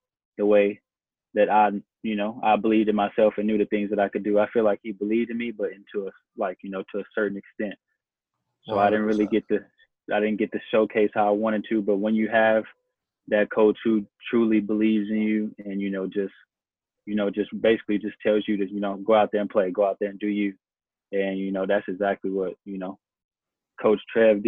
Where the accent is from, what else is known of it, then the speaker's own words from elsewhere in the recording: Amarillo, Texas, United States; here in Texas, like we just a little bit more gritty